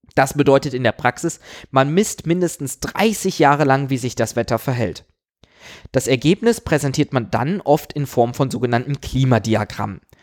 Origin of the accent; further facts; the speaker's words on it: Aachen, North Rhine-Westphalia, Germany; Ich komme aus Aachen